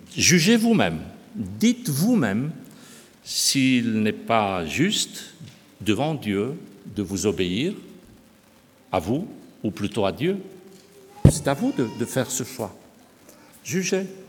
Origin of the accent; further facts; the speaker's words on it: Romania; moved away; je suis né en Roumanie, j'ai connu une partie de cette période.